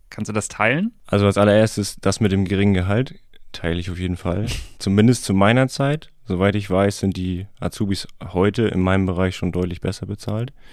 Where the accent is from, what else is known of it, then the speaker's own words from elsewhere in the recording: Heikendorf, Schleswig-Holstein, Germany; ich bin 30, ich komme aus Heikendorf